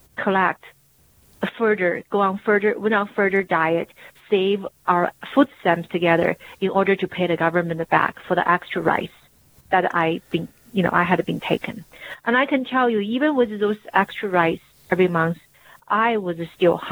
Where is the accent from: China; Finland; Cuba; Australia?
China; now in United States; growing up in China